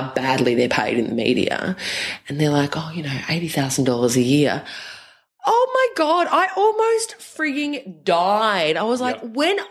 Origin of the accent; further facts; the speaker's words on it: Bribie Island, Queensland, Australia; moved away as an adult; also born or lived in Mount Druitt, Western Sydney, New South Wales; now in Sydney, Australia; I grew up on Bribie Island